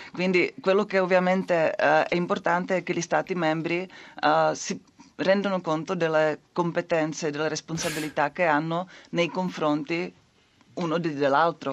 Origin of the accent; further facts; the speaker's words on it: Czechia; Italian is a second language; il mio paese, la Repubblica Ceca